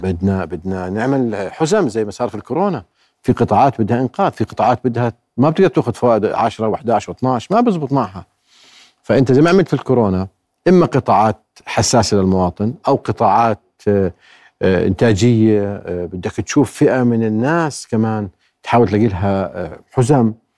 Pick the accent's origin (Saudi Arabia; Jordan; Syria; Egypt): Jordan